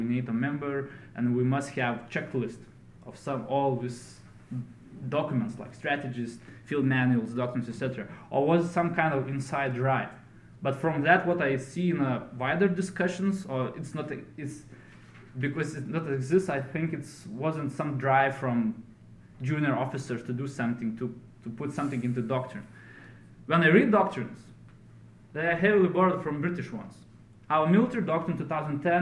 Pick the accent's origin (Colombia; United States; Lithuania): Lithuania